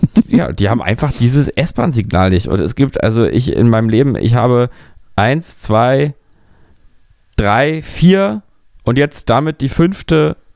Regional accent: Berlin, Germany; Wenn man früher als Berliner ähm, im Urlaub war, als Kind, zwei Wochen weg, drei Wochen weg, Sommerurlaub, ja, und dann kam man zurück

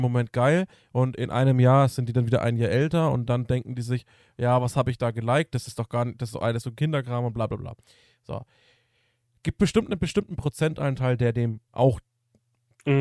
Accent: Germany; bei uns als Deutsche

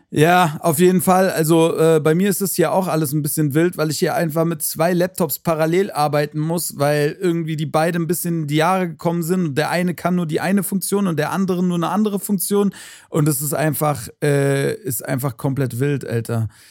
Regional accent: Frankfurt, Hesse, Germany; hier bei uns in Hessen, Frankfurt, Region, Umfeld

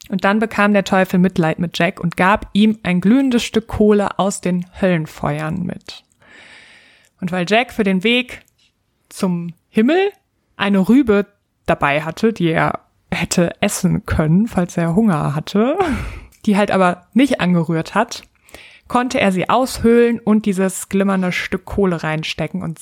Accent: North Rhine-Westphalia, Germany; ich komme aus Westfalen.

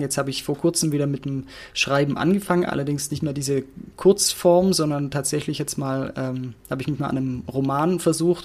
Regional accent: near Stuttgart, Baden-Württemberg, Germany; moved away; ich komme aus der Nähe von Stuttgart ursprünglich

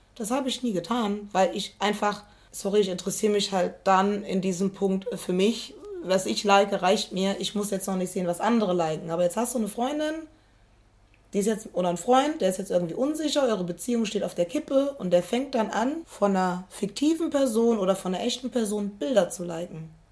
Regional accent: Koblenz, Rhineland-Palatinate, Germany; Ich komme aus Koblenz

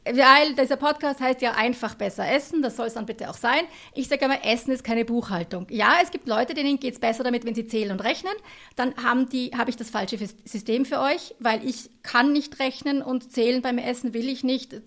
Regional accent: Tyrol, Austria; ich bin aus Tirol

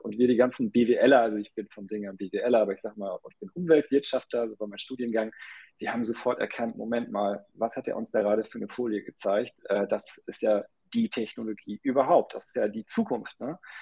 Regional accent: Ruhr area, North Rhine-Westphalia, Germany; also born or lived in United States; now in Hamburg, Germany; ich bin halb deutsch, halb indisch, bin in den USA geboren und im Ruhrgebiet groß geworden

